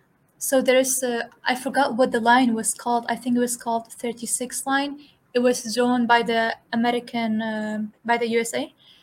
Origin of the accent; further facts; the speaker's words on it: Kirkuk, Kirkuk Governorate, Iraq; moved away; I'm from Kirkuk, essentially, originally.